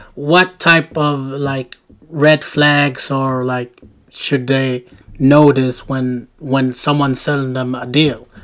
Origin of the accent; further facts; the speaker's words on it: Sweden; I'm from Sweden, we live in Sweden